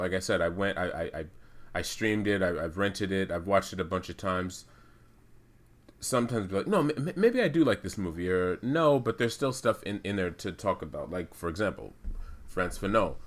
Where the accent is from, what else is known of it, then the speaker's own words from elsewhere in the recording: United States; I'm American. I'm Black American